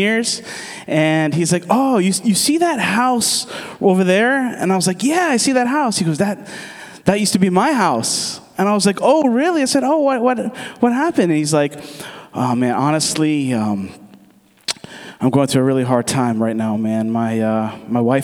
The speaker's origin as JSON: {"language": "English", "country": "United States", "said": "I'm from the States, but my dad is from Aruba, and my mom is from Curacao"}